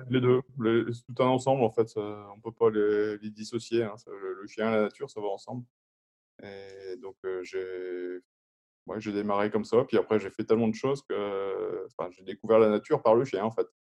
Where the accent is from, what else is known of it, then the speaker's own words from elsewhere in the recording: France; en étant français.